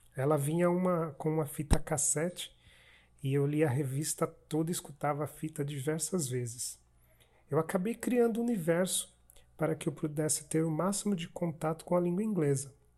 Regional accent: Sergipe, Brazil; eu sou sergipano

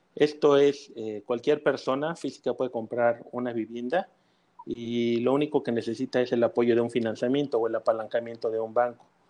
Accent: Mexico City, Mexico; now in Mérida, Mexico; yo soy eh, de la Ciudad de México ya tengo casi 40 años

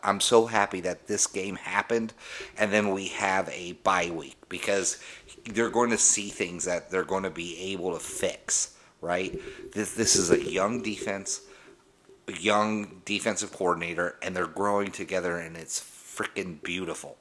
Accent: Denver, Colorado, United States; Growing up in Denver, Colorado

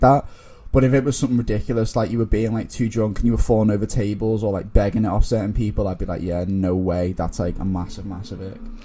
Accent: Liverpool, North West England, United Kingdom; moved away as an adult; now in London, United Kingdom; from Liverpool, as you can tell by my accent

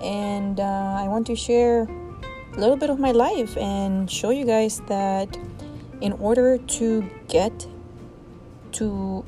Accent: El Salvador; moved away; my stories from growing up in El Salvador

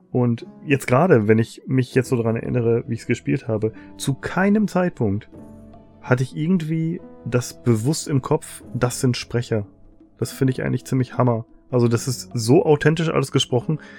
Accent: North Rhine-Westphalia, Germany; ich komme ja aus dem Westmünsterland, ist nicht so weit weg vom Ruhrpott und wir haben sehr, sehr viel Kontakt immer zum Ruhrpott.

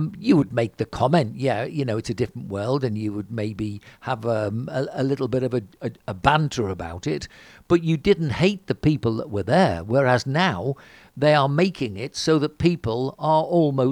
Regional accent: Liverpool, North West England, United Kingdom; I'm from Liverpool

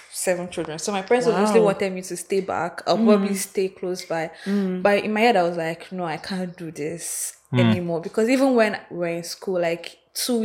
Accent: Enugu, Enugu State, Nigeria; moved away as an adult; also born or lived in Abuja; now in Lagos, Nigeria; I was born and brought up in Enugu

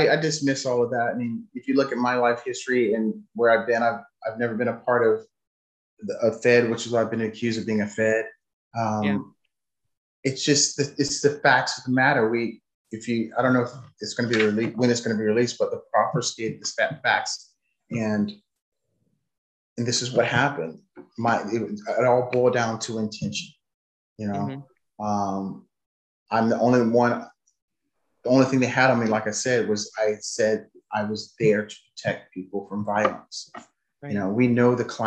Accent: United States; I'm an American

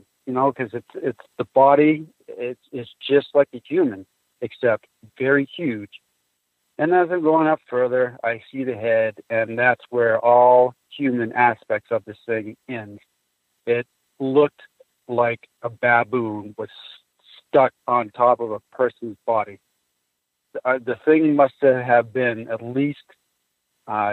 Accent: White Mountains, New Hampshire, United States; I grew up in White Mountains. Woods is my backyard

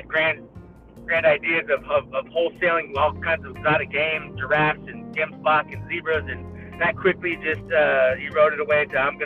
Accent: Katy, Texas, United States; I grew up in Katy, in the suburbs, but my grandfather had a ranch.

